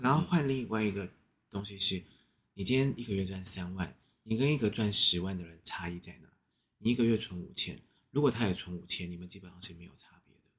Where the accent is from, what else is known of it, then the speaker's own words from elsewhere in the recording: Taiwan; 我们台湾人